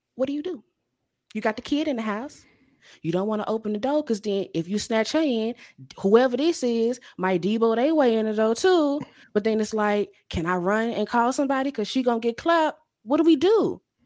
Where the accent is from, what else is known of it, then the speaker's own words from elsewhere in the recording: Louisiana, United States; also born or lived in Chicago; now in Dallas, United States; I grew up in Louisiana, spent 15 years in Chicago.